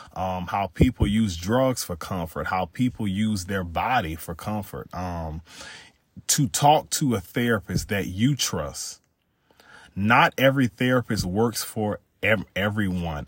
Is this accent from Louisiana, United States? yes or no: yes; Louisiana, United States; I'm from Louisiana